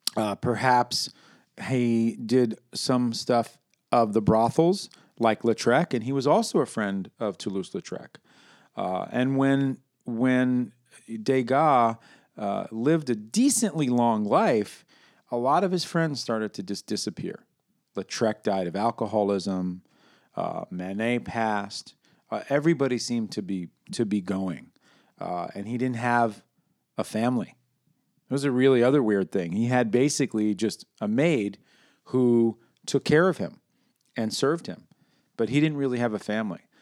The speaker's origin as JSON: {"language": "English", "region": "New York", "country": "United States", "said": "I'm from New York"}